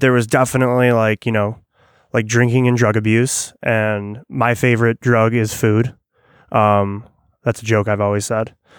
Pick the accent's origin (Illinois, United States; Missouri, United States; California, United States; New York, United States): Illinois, United States; when you grow up in, like, suburbia